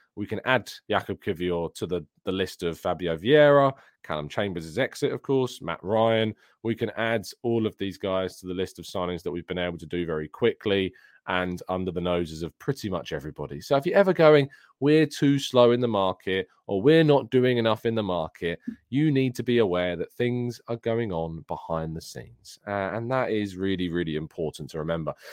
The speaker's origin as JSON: {"language": "English", "region": "England", "country": "United Kingdom", "said": "I'm English"}